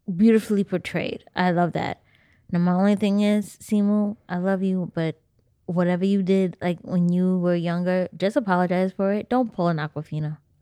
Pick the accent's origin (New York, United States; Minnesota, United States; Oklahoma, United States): New York, United States; New York City; I come from East New York, eh, Brooklyn